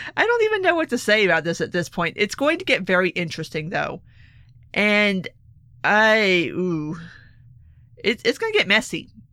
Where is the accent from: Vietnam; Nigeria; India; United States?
United States; South Florida; My home state